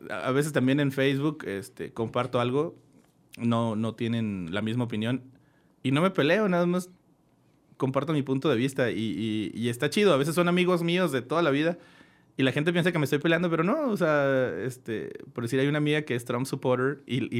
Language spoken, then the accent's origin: Spanish; Torreón, Coahuila, Mexico; Siempre digo, no, soy de Torreón. Soy de una región que se llama La Laguna.